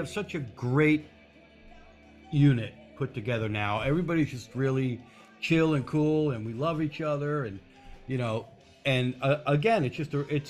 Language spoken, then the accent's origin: English; East Coast, United States; We're both from the East Coast